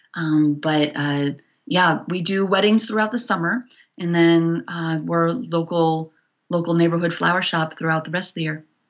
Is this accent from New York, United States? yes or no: yes; New York City, New York, United States; moved away as an adult; also born or lived in Los Angeles; now in Bozeman, United States; I grew up in New York City.